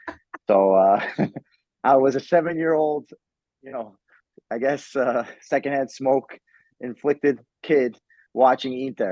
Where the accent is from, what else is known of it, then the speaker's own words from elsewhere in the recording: New York City, New York, United States; I was born here, I was raised in the United States.